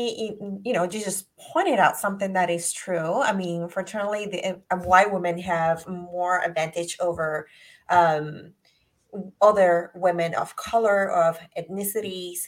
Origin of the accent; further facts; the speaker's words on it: Puerto Rico; I'm from Puerto Rico